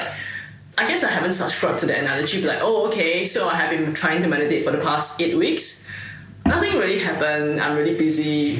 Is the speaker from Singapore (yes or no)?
yes; Singapore; moved away as an adult; now in Australia; I was from Singapore, so I came to Australia about almost 4 years ago.